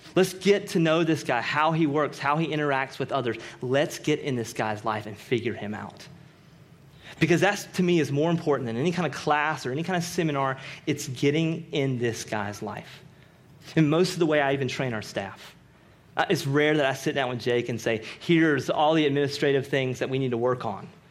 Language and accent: English; Rocky Mount, North Carolina, United States; I'm from Rocky Mount, North Carolina